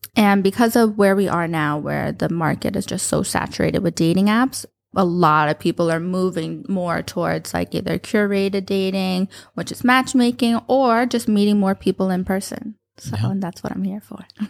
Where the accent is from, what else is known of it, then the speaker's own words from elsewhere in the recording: New York, United States; moved away as an adult; also born or lived in Florida / Westchester / Abu Dhabi; now in Dubai, United Arab Emirates; I grew up in New York. Uh, grew up, started in the Bronx, and moved to Westchester